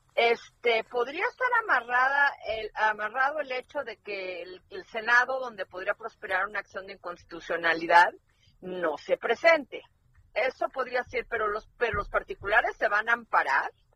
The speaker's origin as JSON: {"language": "Spanish", "country": "Mexico", "said": "los que acabamos en la calle de la amargura somos los mexicanos"}